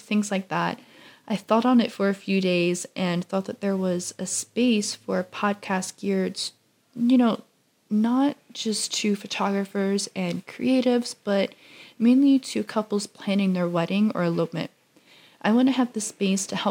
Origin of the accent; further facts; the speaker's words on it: Louisiana, United States; I grew up in Louisiana all of my life